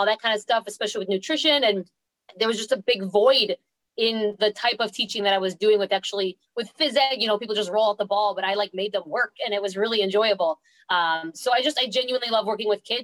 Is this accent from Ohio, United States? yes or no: no; New York, United States; moved away as an adult; now in Florida, United States; I moved from New York to Florida in 2012 because I got the job